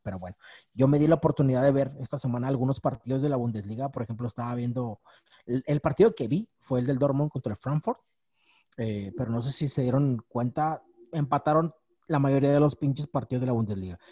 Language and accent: Spanish; Mexico; uno, como mexicano